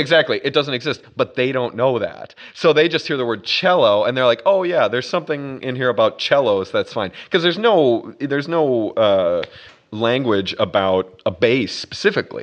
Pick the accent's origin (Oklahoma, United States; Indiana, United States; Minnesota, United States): Minnesota, United States; moved away as an adult; also born or lived in Boston / Brazil / Vancouver, Canada / Miami Beach; now in New York, United States; I grew up in a place called Minnesota